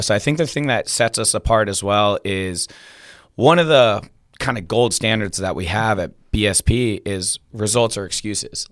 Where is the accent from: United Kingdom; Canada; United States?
United States; Washington, District of Columbia; moved away as an adult; also born or lived in California; now in Petaluma, United States; I'm actually from Washington, D C